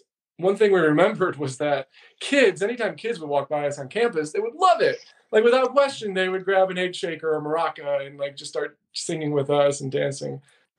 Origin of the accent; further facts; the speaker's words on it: Lake Orion, Michigan, United States; moved away as an adult; also born or lived in Chicago; I grew up in a suburb of Detroit, Lake Orion.